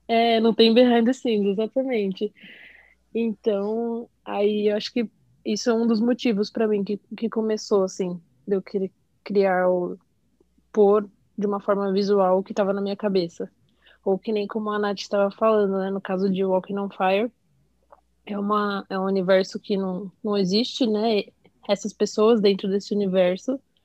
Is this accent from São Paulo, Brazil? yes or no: yes; São Paulo, Brazil; tenho 25 anos, sou de São Paulo